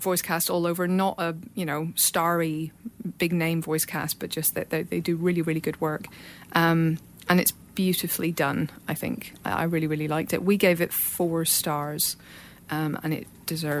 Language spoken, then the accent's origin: English; Ireland; I'm Irish